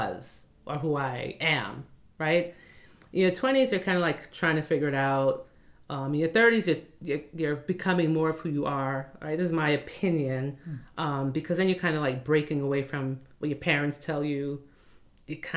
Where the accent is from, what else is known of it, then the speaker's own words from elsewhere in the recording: New York City, New York, United States; born and raised in Brooklyn.